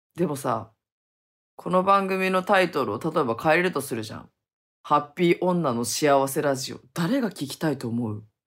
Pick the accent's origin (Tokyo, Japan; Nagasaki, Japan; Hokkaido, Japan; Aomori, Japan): Hokkaido, Japan; now in Okinawa, Japan; 北海道にすぐ帰ろうって思って